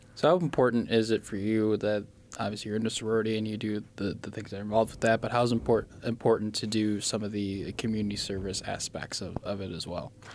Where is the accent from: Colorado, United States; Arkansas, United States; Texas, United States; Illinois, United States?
Illinois, United States; I'm from Illinois